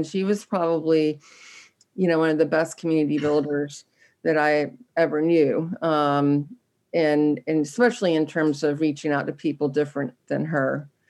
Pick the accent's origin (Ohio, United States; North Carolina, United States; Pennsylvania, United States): North Carolina, United States; Raleigh; I'm a Southerner, that I grew up in the South during, the civil rights era. And I got to directly experience what I consider one of the more effective social engineering experiments as one of the first students to be bused in Raleigh